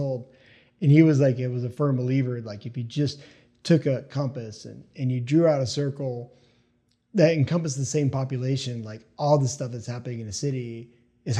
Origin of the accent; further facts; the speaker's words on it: East Tennessee, United States; also born or lived in New Jersey; I was born in Jersey, but I grew up in East Tennessee.